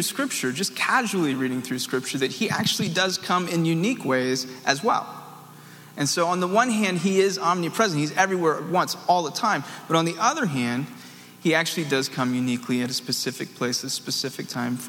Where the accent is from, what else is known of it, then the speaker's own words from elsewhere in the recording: the South, United States; I'm from the South